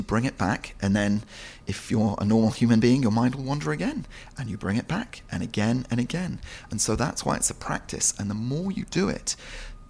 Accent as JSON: {"language": "English", "town": "Marlow", "region": "South East England", "country": "United Kingdom", "tie": "born or raised there", "also_born_or_lived": "London", "said": "we moved when I was very young to a little town called Marlow on the River Thames"}